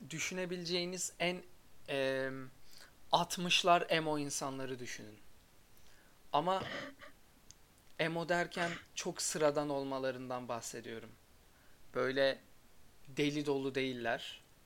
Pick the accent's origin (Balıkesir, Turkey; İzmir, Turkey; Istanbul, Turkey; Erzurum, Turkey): Erzurum, Turkey; Ben de Erzurumluyum